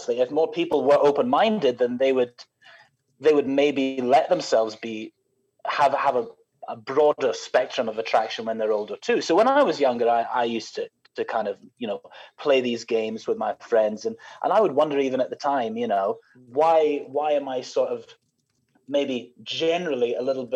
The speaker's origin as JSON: {"language": "English", "region": "Scotland", "country": "United Kingdom", "tie": "born or raised there", "moved": "yes", "lives_now": "Melbourne, Australia", "said": "I grew up in Scotland, but I live in Australia now."}